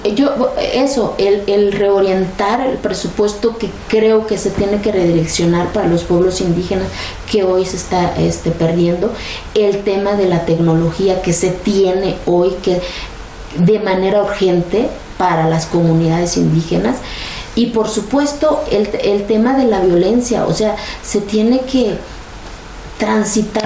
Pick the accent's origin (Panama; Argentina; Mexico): Mexico; soy tan mexicana como cualquier otro